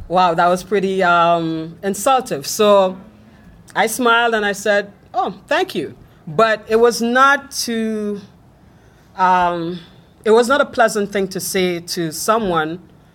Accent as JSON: {"language": "English", "country": "Trinidad & Tobago", "said": "So I'm from Trinidad and Tobago. We're just above Venezuela. And yes, we speak English."}